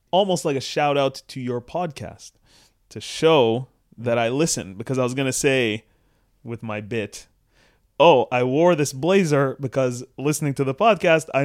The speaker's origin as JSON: {"language": "English", "country": "Sudan", "also_born_or_lived": "Canada", "said": "I uh, obviously am from Canada ish. I'm from Sudan, but also Canadian."}